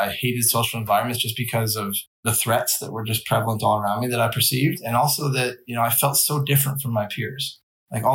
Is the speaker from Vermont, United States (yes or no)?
yes; Vermont, United States; I grew up in Vermont